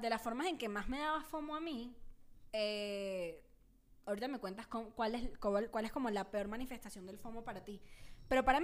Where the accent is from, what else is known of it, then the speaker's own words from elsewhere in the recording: Venezuela; now in Mexico; Y desde que me mudé a México, cuando me mudé a México de Venezuela, una de las cosas que quería era ver más bandas porque a Venezuela no va nadie porque, bueno, ajá, el comunismo.